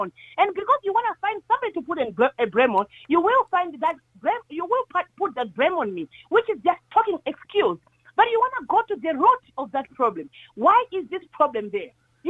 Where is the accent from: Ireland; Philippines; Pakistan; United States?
Ireland; Because I'm an Irish woman, remember that, in our streets, right?